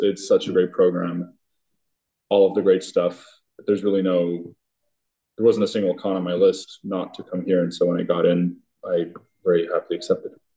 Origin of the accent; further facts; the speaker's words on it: Switzerland; moved away; I'm originally from Switzerland